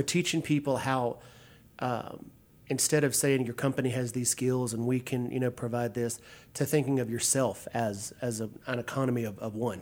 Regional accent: Pitkin, Louisiana, United States; moved away; Central Louisiana, a little town called Pitkin.

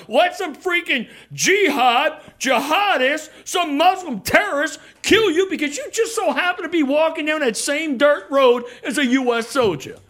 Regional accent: New Orleans, Louisiana, United States; I'm from New Orleans

